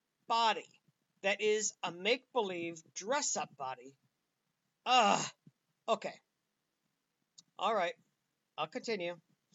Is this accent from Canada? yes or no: no; United States; I'm an American